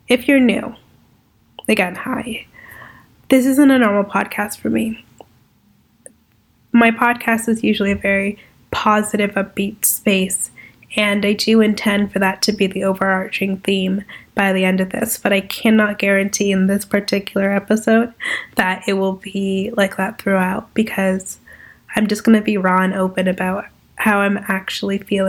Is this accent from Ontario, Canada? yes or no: yes; Toronto, Ontario, Canada; I'm an entrepreneur from Toronto, Ontario.